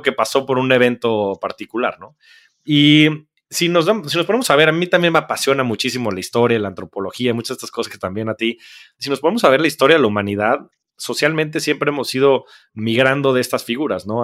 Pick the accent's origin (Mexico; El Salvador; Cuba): Mexico